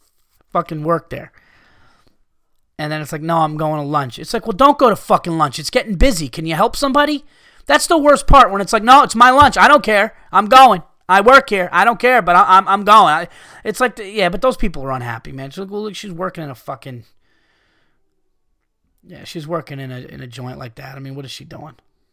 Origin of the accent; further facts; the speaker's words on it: California, United States; I was born and raised in Southern California, and I do agree with what you guys say about the West Coast.